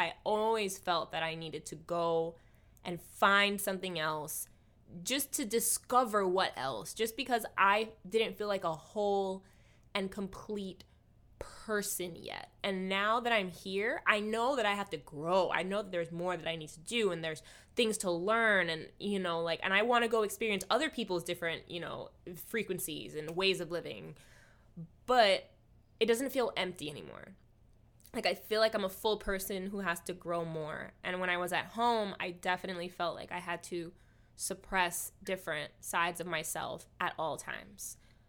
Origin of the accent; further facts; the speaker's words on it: Hawaii, United States; whenever I talk to people, they have this automatic assumption of how amazing it must have been growing up in Hawaii.